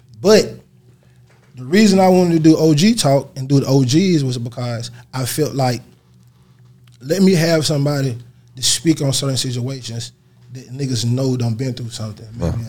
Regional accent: Atlanta, Georgia, United States; I'm from the West Side, Bankhead, born home. No, definitely the West Side. Born Bankhead, the capital of Atlanta.

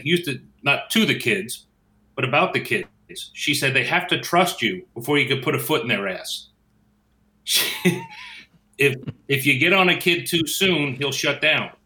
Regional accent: Northeast, United States; moved away; I'm from the Northeast, so everybody's a guy to me

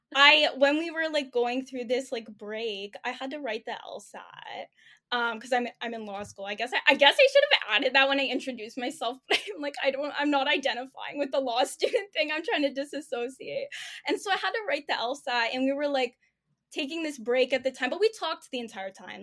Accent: Toronto, Ontario, Canada; I'm twenty-four, I'm from Toronto

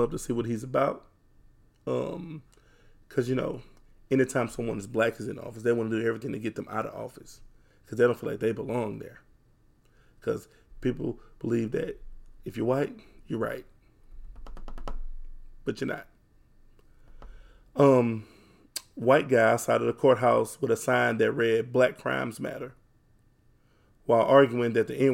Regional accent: Houston, Texas, United States; Born and raised Fifth Ward, Texas

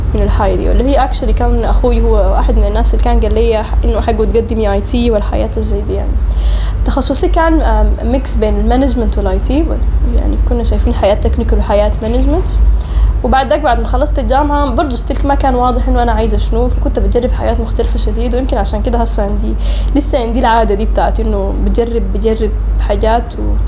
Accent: Sudan; also born or lived in Oman; اتولدت في سلطنة عمان وقعدت هناك لغاية ألفين وحداشر تقريبا لكن كنت يا هو بجي للمدرسة وللجامعة هنا في السودان

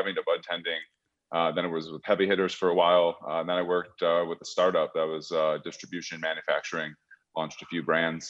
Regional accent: Detroit, Michigan, United States; now in California, United States; I grew up in Detroit

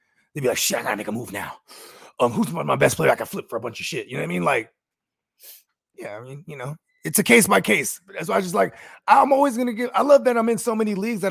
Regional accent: Paterson, New Jersey, United States; From Patterson, New Jersey

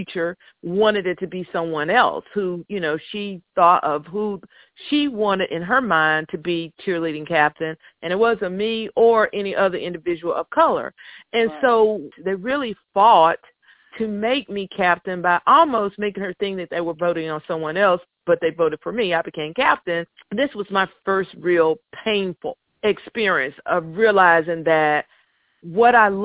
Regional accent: North Carolina, United States; I'm from North Carolina, I went to a predominantly white school

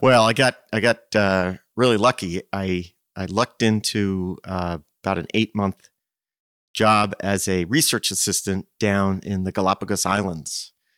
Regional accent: Princeton, New Jersey, United States; moved away as an adult; I grew up in Princeton

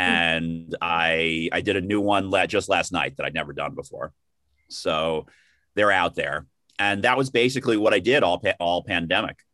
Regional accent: New York City, New York, United States; born and raised in the Bronx, and then moved to Manhattan after college

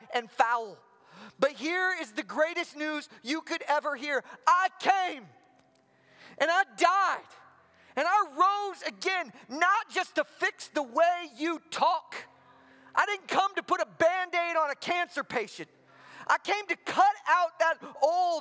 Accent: Midwest, United States; moved away as an adult; also born or lived in the South (US); now in Southern United States, United States; I grew up in the Midwest

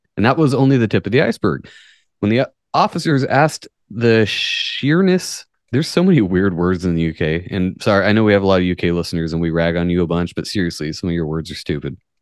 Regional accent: United States; I'm American

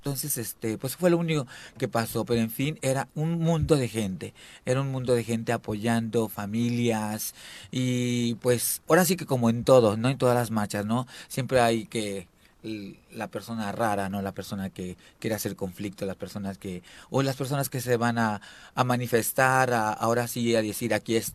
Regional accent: Veracruz, Mexico; now in Morelos, Mexico; Bueno, no soy morelense, soy de Veracruz

